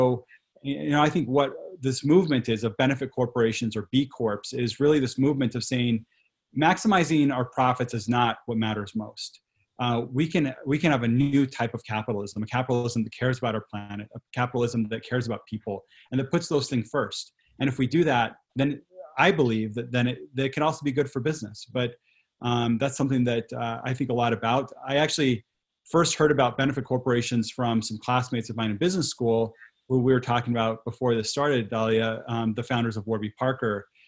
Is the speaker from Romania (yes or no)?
no; Quito, Pichincha, Ecuador; moved away; I grew up in Latin America and Ecuador, where I spent part of my childhood and teenage years. My family lived in Quito, the capital city